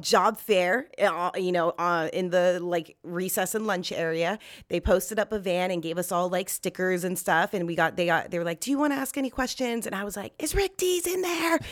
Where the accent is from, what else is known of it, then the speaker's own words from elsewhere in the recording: Los Angeles, California, United States; I grew up in North Hollywood, um, in California and, or Los Angeles